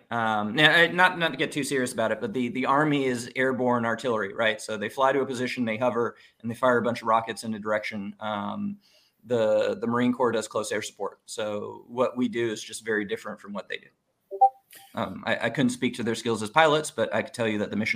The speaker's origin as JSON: {"language": "English", "country": "Monaco", "tie": "born or raised there", "moved": "yes", "said": "I grew up in Monaco."}